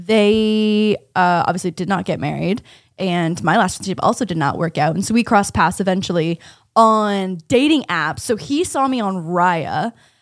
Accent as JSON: {"language": "English", "country": "Canada", "tie": "born or raised there", "moved": "as an adult", "lives_now": "United States", "said": "I'm on a visa because I'm Canadian"}